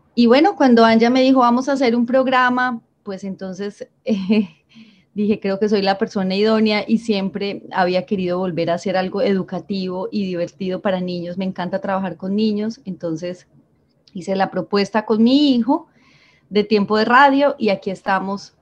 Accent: Medellín, Antioquia, Colombia; moved away as an adult; now in Santa Marta, Colombia; yo soy de Medellín y llevo seis años viviendo aquí en Santa Marta

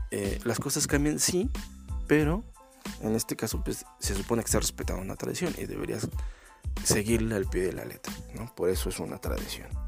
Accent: Mexico; Soy bien mexicano, te. soy bien, pues, soy bien culto y respeto mis tradiciones.

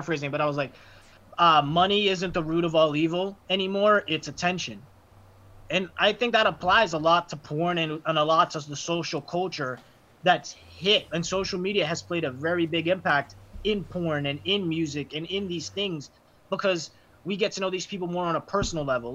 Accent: Framingham, Massachusetts, United States; I'm from Framingham

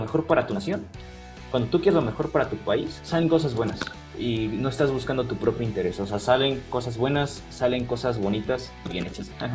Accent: Mexico

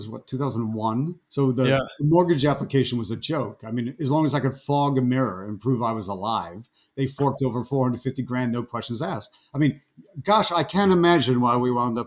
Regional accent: Buffalo, New York, United States; moved away; also born or lived in Washington, D.C.; We're both from upstate New York. We're from Buffalo

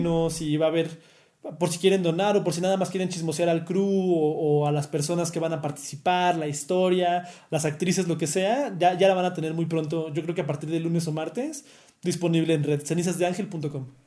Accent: Panama; De hecho, no lo quería decir, pero yo soy panameño.

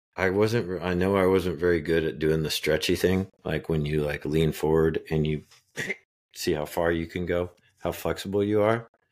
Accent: Phillipsburg, Kansas, United States; I was born in Phillipsburg, Kansas.

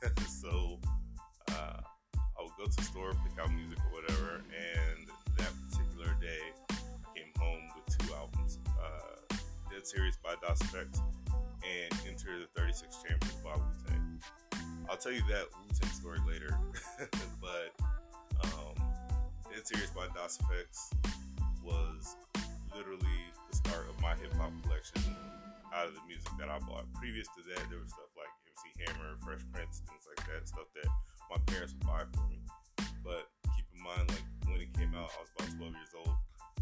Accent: Germany; The reason why I tell you why I grew up in Germany was because at that time I didn't have radio stations like Hot 97 or Power 105 like we have now.

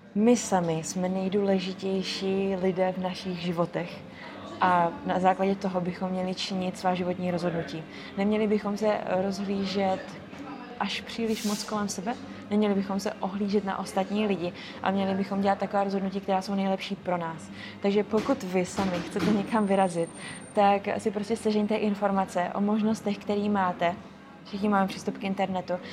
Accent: East Bohemia, Czechia; moved away as an adult; now in Prague, Czech Republic; přestěhovala do Prahy, jsem původně z východních Čech

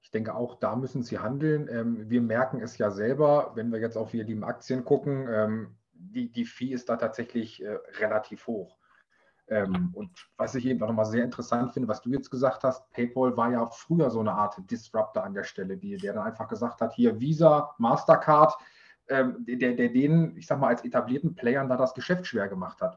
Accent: Germany; bei uns in Deutschland

